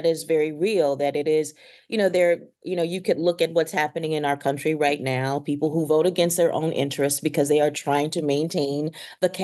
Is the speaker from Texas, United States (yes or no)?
no; Mississippi, United States; I am from the South, because I'm from the rural South, because I am from Mississippi